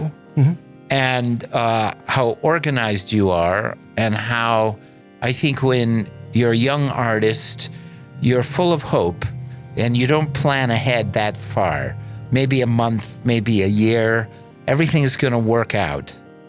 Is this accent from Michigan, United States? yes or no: yes; Ann Arbor, Michigan, United States; I grew up in Ann Arbor, Michigan.